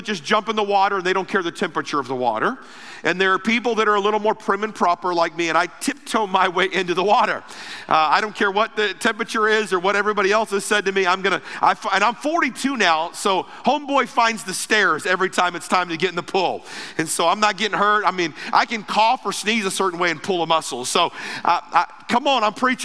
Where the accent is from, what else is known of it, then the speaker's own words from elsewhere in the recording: Ruskin, Florida, United States; I grew up in Florida. Most of my life was in Florida.